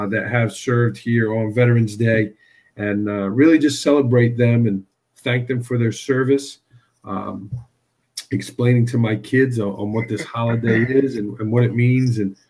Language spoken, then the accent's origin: English; New York City, New York, United States; I grew up in Staten Island, New York